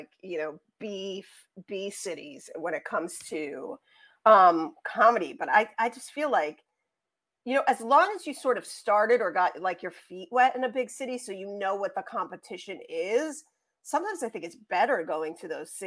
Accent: New York, United States; accent: New York; also born or lived in Scotland; my New York accent

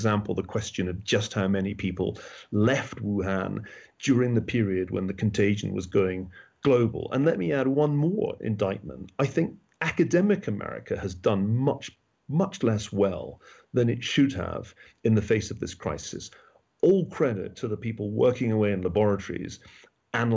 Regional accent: Glasgow, Scotland, United Kingdom; also born or lived in Oxford; now in United States; as a Scotsman, I've always felt more at home in the United States than in England. It's a funny thing, but I grew up in Glasgow

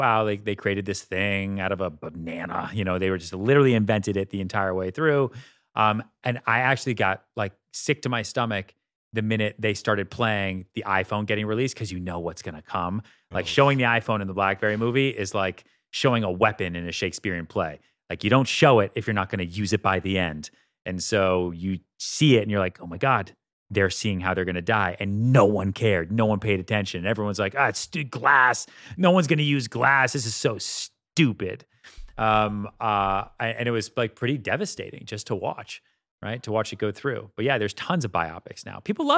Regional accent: Boston, Massachusetts, United States; I'm like white from Boston. I don't eat spicy food.

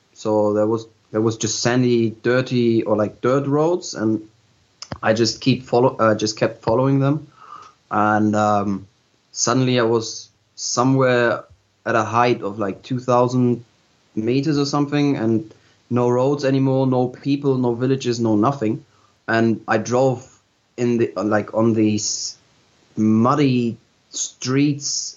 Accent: Hamburg, Germany; I'm originally from Hamburg, and I've been growing up in Hamburg as well

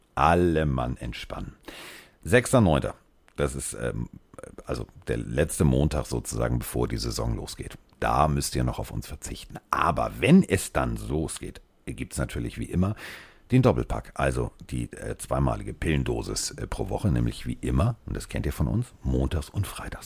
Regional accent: Hamburg, Germany; ich komme aus Hamburg

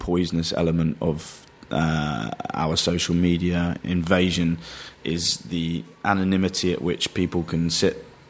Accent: London, United Kingdom; I would consider myself a Londoner

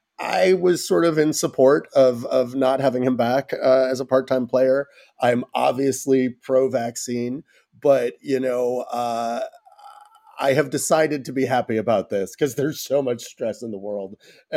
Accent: New York City, New York, United States; I am from Brooklyn.

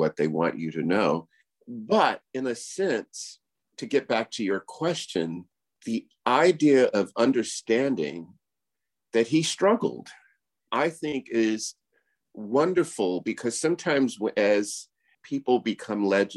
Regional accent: Miami, Florida, United States; me growing up in Liberty City, in Miami

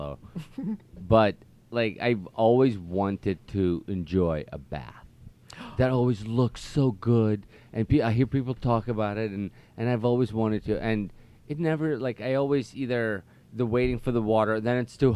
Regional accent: Russia; moved away; growing up in Russia in the 80s

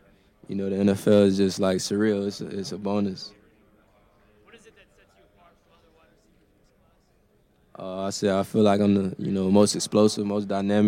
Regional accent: Florida, United States; I like the Dolphins. I'm from Florida, so I like the Dolphins growing up.

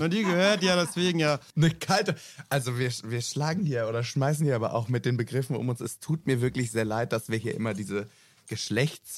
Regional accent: Rhineland-Palatinate, Germany; moved away; Ich komme ja ursprünglich aus der Pfalz

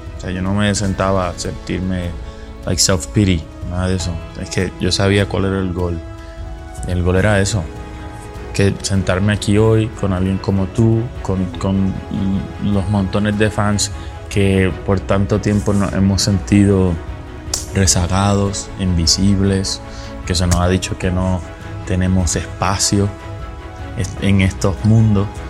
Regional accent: Puerto Rico; Yo crecí en Puerto Rico, en las montañas, en una comunidad muy pobre

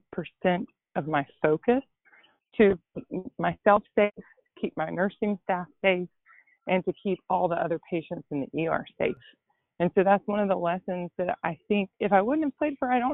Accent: Gatlinburg, Tennessee, United States; moved away; I'm from Gatlinburg, Tennessee, which is probably an hour outside of Knoxville. And it's a small mountain town

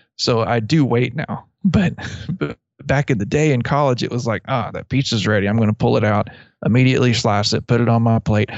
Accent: Abilene, Texas, United States; I grew up near Abilene, and there's a little town south of Abilene called Buffalo Gap

